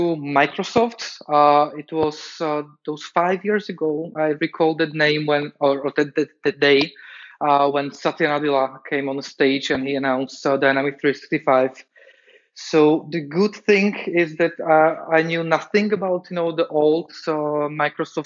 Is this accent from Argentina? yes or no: no; Slovakia; moved away as an adult; now in Prague, Czech Republic; My origins are in Slovakia